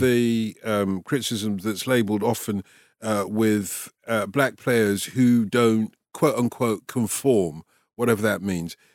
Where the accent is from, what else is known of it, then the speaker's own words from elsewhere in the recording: London, United Kingdom; accent: Cockney; I'm a Cockney, essentially, a North London Cockney.